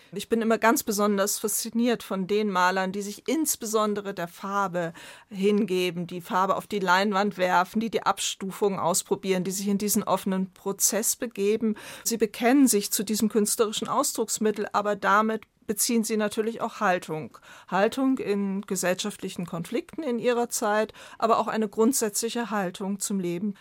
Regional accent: Germany; bei uns in Deutschland

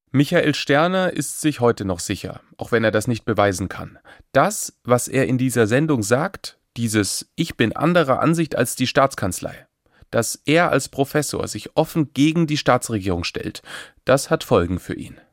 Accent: Stuttgart, Baden-Württemberg, Germany; moved away; Ich komme ja ursprünglich aus Stuttgart

